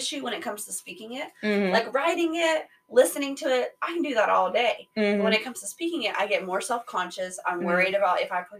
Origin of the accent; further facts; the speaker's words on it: United States; So as soon as they know that I'm English, I'm American, you know, they'll speak English to me.